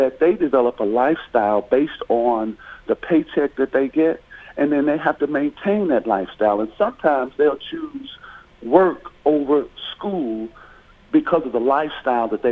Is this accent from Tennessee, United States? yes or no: yes; Murfreesboro, Tennessee, United States; I'm from Murfreesboro, so when I attended MTSU